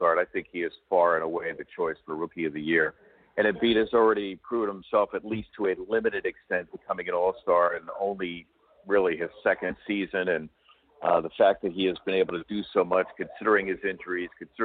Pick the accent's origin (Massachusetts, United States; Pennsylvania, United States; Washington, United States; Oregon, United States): Pennsylvania, United States; Philadelphia; I grew up in Philadelphia